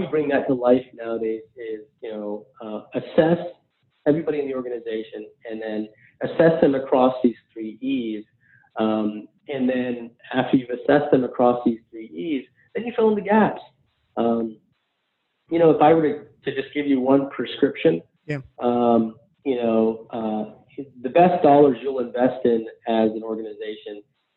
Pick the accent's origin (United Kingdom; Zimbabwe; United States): United States; I'm an American Muslim first generation guy